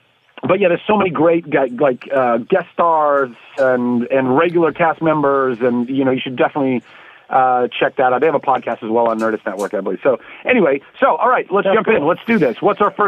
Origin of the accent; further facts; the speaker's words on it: Brampton, Ontario, Canada; now in Vancouver, Canada; Originally from Brampton, which is not something I'm very proud of, and then transplanted to the West Coast. I'm a Vancouver boy.